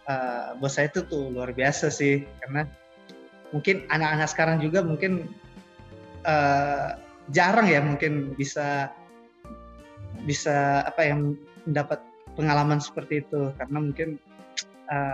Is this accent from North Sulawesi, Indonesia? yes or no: yes; North Sulawesi, Indonesia; born there; Saya lahir di Kepulauan Sangihe.